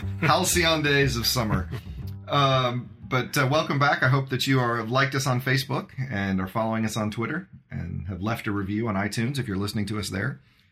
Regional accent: Indiana, United States; also born or lived in northern Illinois; now in Illinois, United States; I grew up in Indiana, but at a lower latitude.

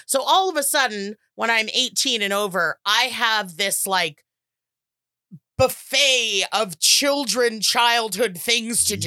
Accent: United States; we're American

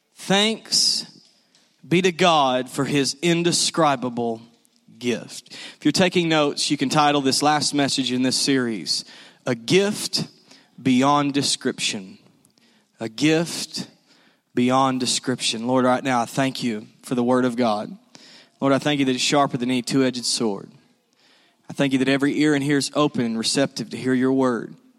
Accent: the South, United States; we're from the South.

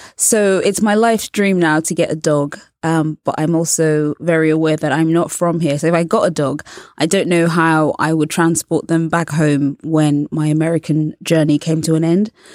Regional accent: England, United Kingdom; I was born and raised in England, and also I'm a journalist.

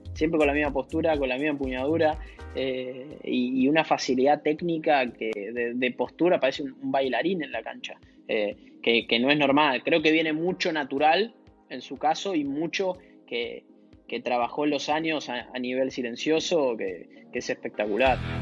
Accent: Buenos Aires, Argentina; yo soy de Villa Crespo, como mucha gente de, la colectividad que vive en, Argentina, que de, de esa parte de, la capital o, de la ciudad de Buenos Aires. Eh, y sí, viví en tres casas distintas desde que tengo uso de la razón, pero siempre ahí en, Villa Crespo y me, me, crié por la zona

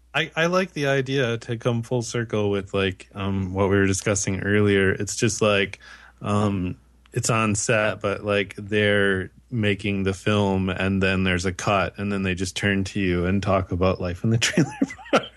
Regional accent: United States; now in Canada; despite being in Canada, I'm still an American

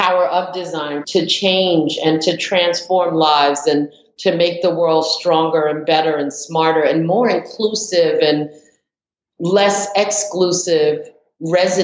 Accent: New York, United States; moved away as an adult; also born or lived in Brooklyn; now in Atlanta, United States; being born and raised in New York and then moving to Atlanta

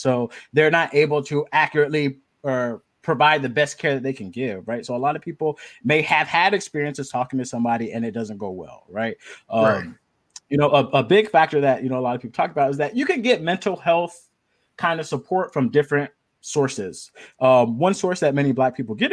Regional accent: Miami, Florida, United States; moved away as an adult; also born or lived in Los Angeles, California; now in Long Beach, United States; I'm originally from Miami, Florida

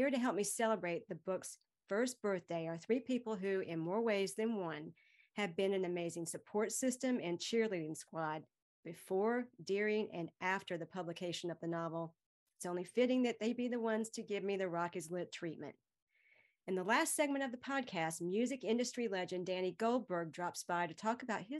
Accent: Greenville, North Carolina, United States; Randall Martosha lives in my hometown of Greenville, NC

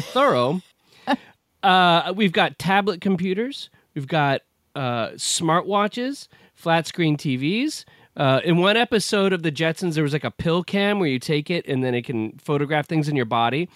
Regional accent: United States; I'm an American

